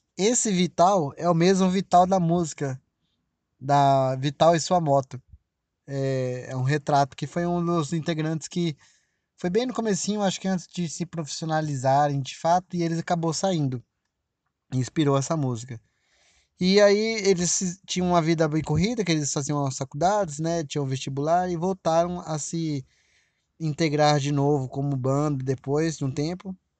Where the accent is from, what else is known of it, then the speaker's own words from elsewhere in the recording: Brazil; aqui no Brasil, óbvio, né? Minha terra